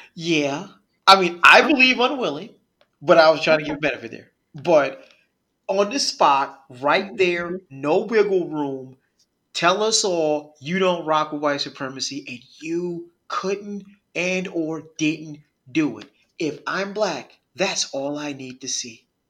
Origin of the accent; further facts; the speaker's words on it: Northeast, United States; I'm from the Northeast